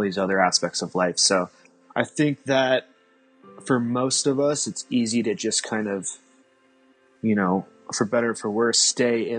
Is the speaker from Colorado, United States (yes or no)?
yes; Colorado, United States; I grew up in Colorado